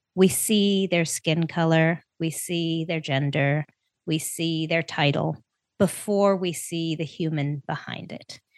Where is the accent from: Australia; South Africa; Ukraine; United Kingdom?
South Africa; now in United States; I was born in South Africa.